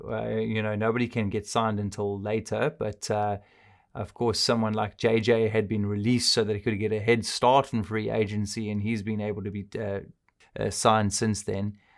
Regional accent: South Africa; I'm South African.

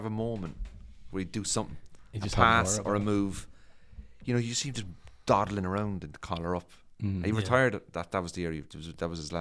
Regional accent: Cork, Munster, Ireland; moved away as an adult; now in England; when I was growing up in Cork

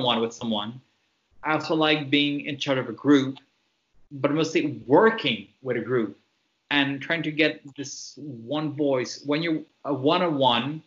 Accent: Montreal, Quebec, Canada; first language French; English is a second language; I grew up in Montreal in the city

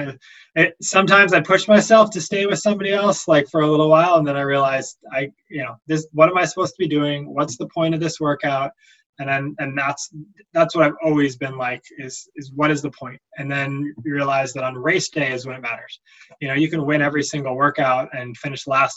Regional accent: Boston, Massachusetts, United States; I grew up in Boston

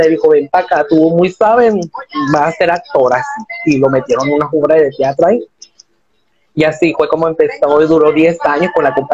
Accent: Hermosillo, Sonora, Mexico; de aquí a Hermosillo Sonora hacemos, sí, de aquí hacemos los dos de Hermosillo Sonora. Vivimos en la misma colonia y todo

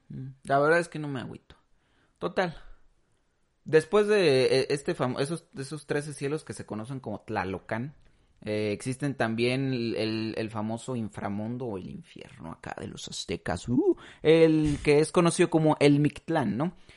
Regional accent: Mexico; nosotros como mexicanos

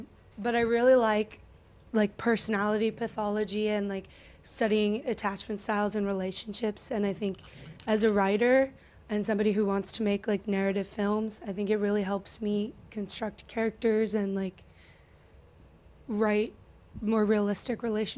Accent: Boca Raton, Florida, United States; also born or lived in Delray Beach / Northern California; I grew up in Boca Raton. Now I live in Delray Beach.

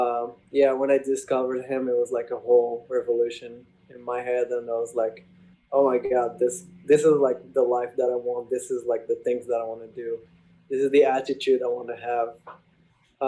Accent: Morocco; English is a second language; moved away as an adult; now in New York City, United States; I'm from Morocco

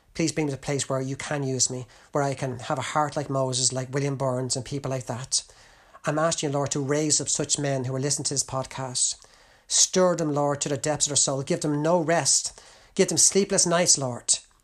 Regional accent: Ireland; as an Irishman

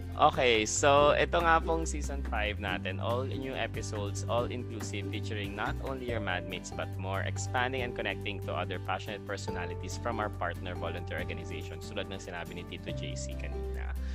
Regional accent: Rizal, Calabarzon, Philippines; tubong Rizal din siya tulad ko

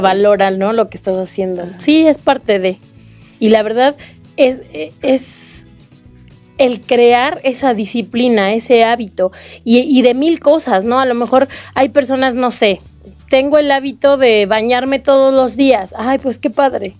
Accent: Mexico; como mexicanos

